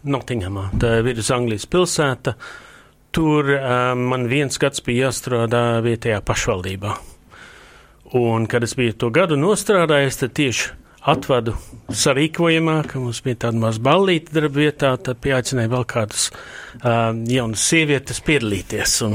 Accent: Latvia; Nu, tā ir senču zeme. Nu, es pats esmu latvietis vai ne, tas ir jāsaprot, teiksim, trimdas jēga bija, ka atgriezīsies.

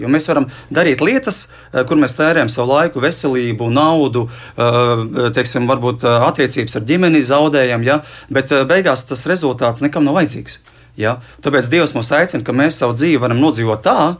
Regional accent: Liepāja, Latvia; es arī esmu no Liepājas.

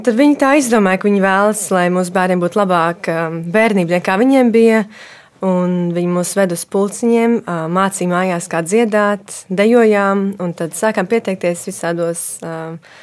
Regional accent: Dobele, Dobele Municipality, Latvia; Mēs um, uzaugām uh, Dobelē, es kopā ar māsu un brāli

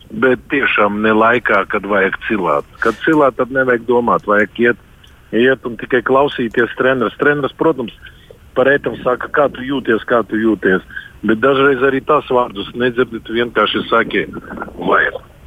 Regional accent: Dobele, Dobele Municipality, Latvia; Visi mēs esam no Dobeles. Es, treneris, Artūrs, Rītvars, visi mēs esam no maziņas pilsētas Dobeles

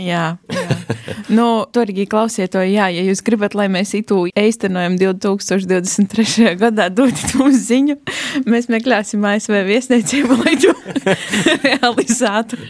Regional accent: Latvia; es esmu no Latvijas

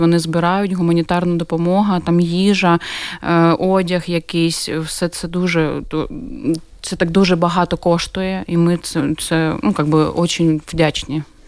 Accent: Dnipro, Dnipropetrovsk Oblast, Ukraine; moved away as an adult; now in Riga, Latvia; моє рідне Дніпро

